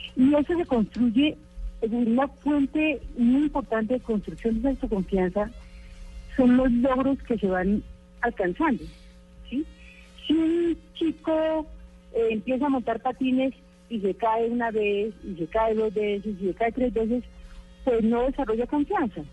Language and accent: Spanish; Colombia; nosotros tenemos o hemos o habíamos tenido colombianos